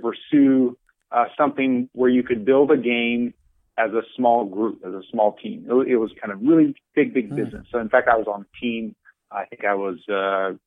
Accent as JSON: {"language": "English", "area": "just south of Dallas", "region": "Texas", "country": "United States", "tie": "born or raised there", "moved": "as an adult", "lives_now": "San Francisco Bay Area, United States", "said": "I was born and raised just south of Dallas"}